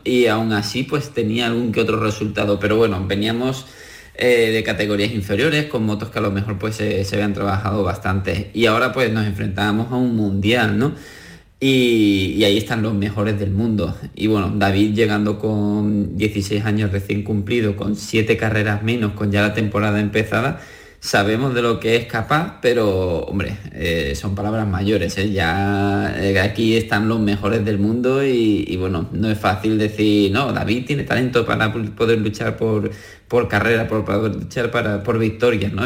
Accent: Andalusia, Spain; lo tenemos entre nosotros, entre los andaluces y como español

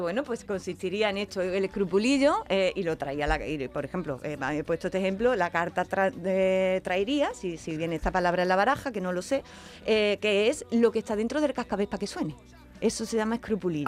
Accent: Andalusia, Spain; en Andalucía

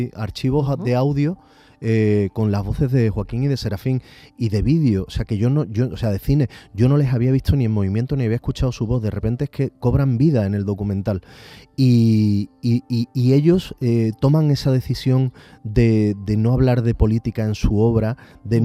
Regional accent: Andalusia, Spain; nosotros como, cultura andaluces

